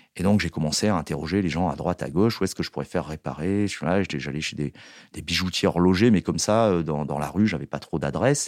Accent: Marseille, Provence-Alpes-Côte d'Azur, France; je suis né à Marseille

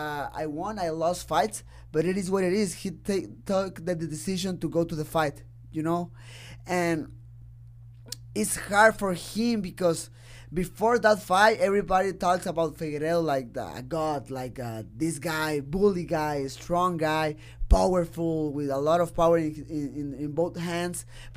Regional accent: Mexico; He's strong, but I'm a kid from Mexico, and I have heart, definitely.

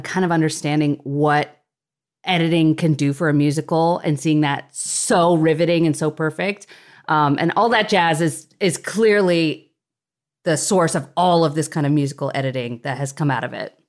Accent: Nebraska, United States; I grew up in Nebraska

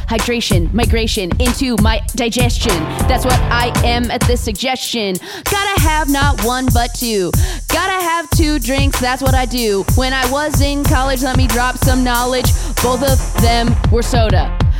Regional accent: Orange County, California, United States; I'm from Orange County.

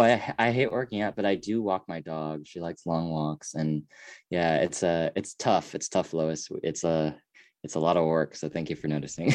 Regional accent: United States; I am Korean, but I'm also American

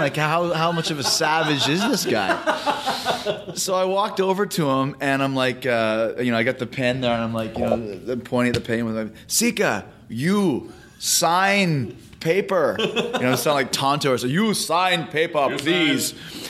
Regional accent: Winnipeg, Manitoba, Canada; Growing up in Winnipeg, they would do these tours of the Northern Indian reservations, mm-hmm. Northern Manitoba.

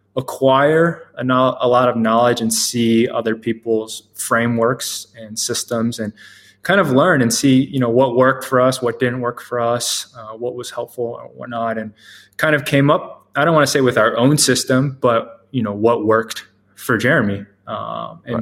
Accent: the DMV area, Maryland, United States; also born or lived in Boston; I grew up in the Maryland area, the DMV area

